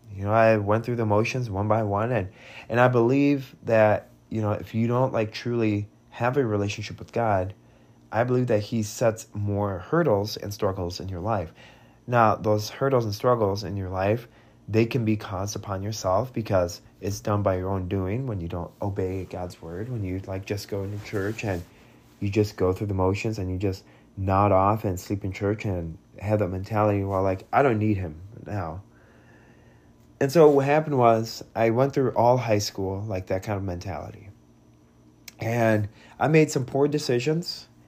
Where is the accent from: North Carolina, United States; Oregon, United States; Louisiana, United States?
Oregon, United States; Bend; also born or lived in Vladikavkaz, Russia; we grew up, and during my time in Bend, Oregon